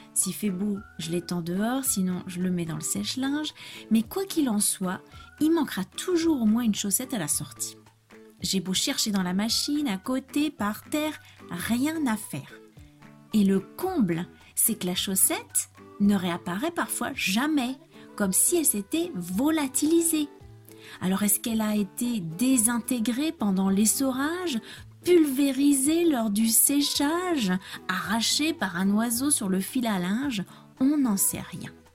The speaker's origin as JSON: {"language": "French", "country": "France", "said": "je suis française"}